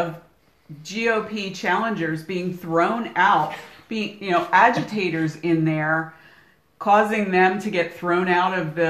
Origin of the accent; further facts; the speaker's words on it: Pennsylvania, United States; now in Arizona, United States; And that's my home state, so I got all my family there.